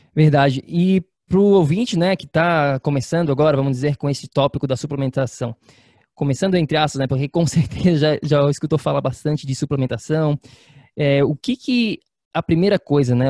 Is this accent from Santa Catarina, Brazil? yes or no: yes; Florianópolis, Santa Catarina, Brazil; moved away; está em Floripa, na minha terra natal